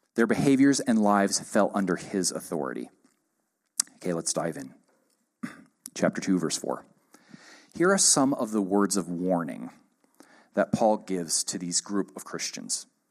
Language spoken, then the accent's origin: English; United States; I'm an American